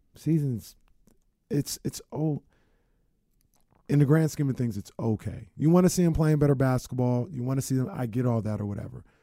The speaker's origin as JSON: {"language": "English", "region": "California", "country": "United States", "said": "I'm from California"}